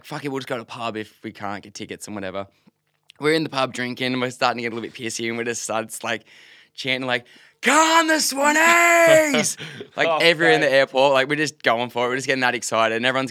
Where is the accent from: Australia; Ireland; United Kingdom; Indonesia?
Australia; New South Wales; we're from New South Wales